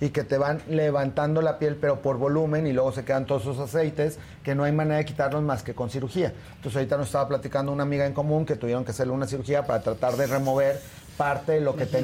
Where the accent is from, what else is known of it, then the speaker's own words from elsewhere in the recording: Torreón, Coahuila, Mexico; En eh, la yo soy de Torreón